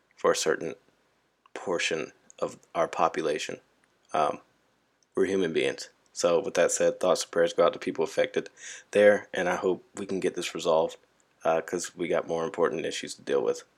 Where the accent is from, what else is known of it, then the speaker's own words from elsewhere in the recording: California, United States; moved away; I'm from Cali. You know, all we had to deal with was earthquakes and hippies